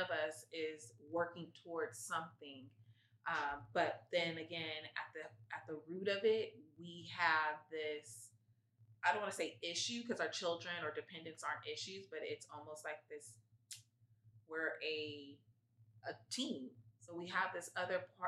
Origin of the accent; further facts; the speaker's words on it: San Diego, California, United States; moved away as an adult; now in Santa Cruz, United States; I'm from San Diego, and I knew I didn't want to stay in San Diego